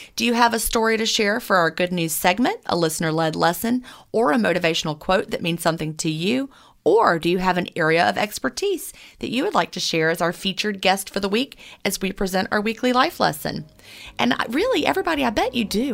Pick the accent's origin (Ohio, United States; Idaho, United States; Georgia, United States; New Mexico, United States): Georgia, United States; I'm from Georgia